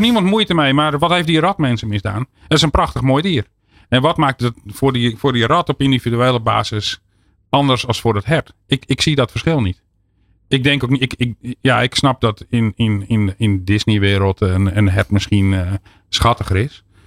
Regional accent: Netherlands; we als Nederlanders

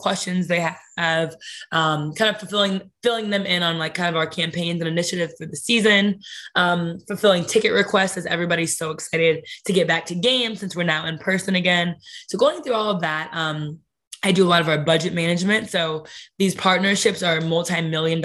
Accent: Canton, Ohio, United States; also born or lived in Brooklyn, New York; now in New York City, United States; growing up in Canton, we were only an hour from Cleveland

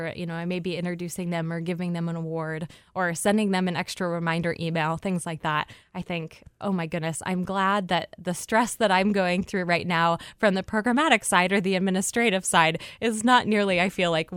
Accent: Port Huron, Michigan, United States; now in Ann Arbor, United States; I'm from Michigan, from the Port Huron area, but call myself a transplant to Ann Arbor at this point

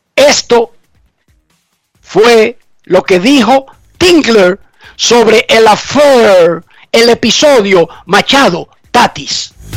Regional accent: Dominican Republic; en mi país, República Dominicana

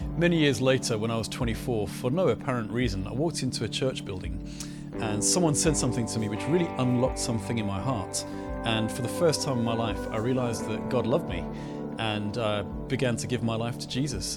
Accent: Johannesburg, Gauteng, South Africa; I grew up in Johannesburg in South Africa

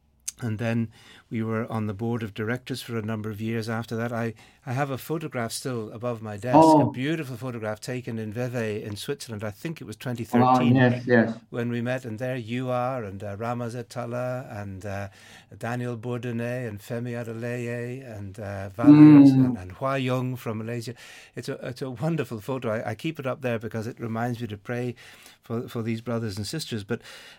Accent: Ireland; I'm an Irishman

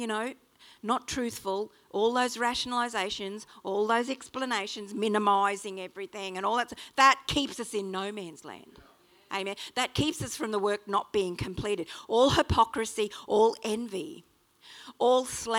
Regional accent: Australia; accent: Strine; sorry about my strine, but I am an Aussie

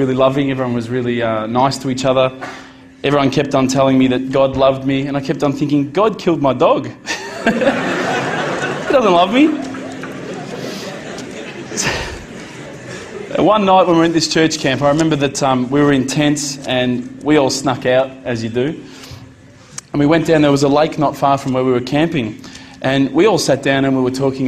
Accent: Australia; as an Australian, as an Aussie

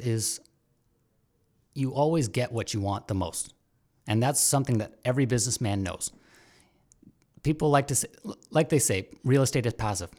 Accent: Brampton, Ontario, Canada; now in Hamilton, Canada; I grew up in Brampton for the longest time

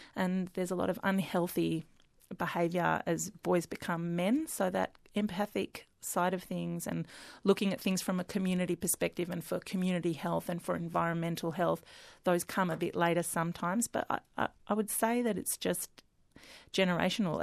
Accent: Melbourne, Victoria, Australia; grew up, born and bred in Melbourne

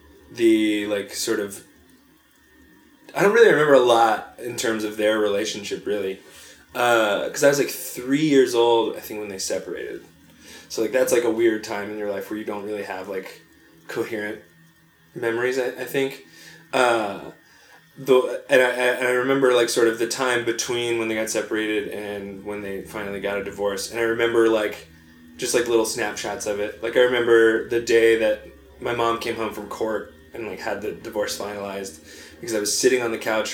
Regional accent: North Carolina, United States; also born or lived in Long Island, New York / Virginia; I moved to North Carolina when I was six, but like most of my life was like spent in and around the South.

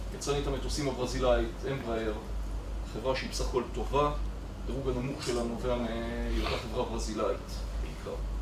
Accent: Israel; אני כישראלי

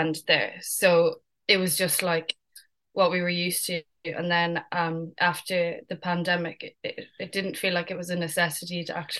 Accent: Limerick, Munster, Ireland; moved away as an adult; also born or lived in London, United Kingdom; now in Clare, Ireland; I'm from Limerick.

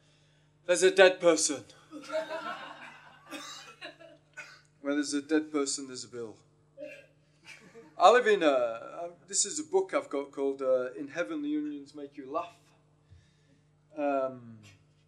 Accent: York, Yorkshire and the Humber, United Kingdom; moved away; I come from York originally.

